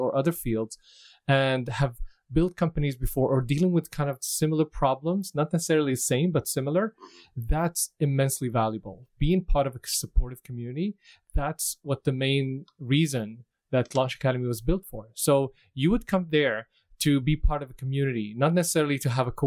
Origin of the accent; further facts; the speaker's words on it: Damascus, Damascus Governorate, Syria; moved away as an adult; also born or lived in Dubai, United Arab Emirates; now in Vancouver, Canada; I'm originally from Syria, mm-hmm. Damascus, Syria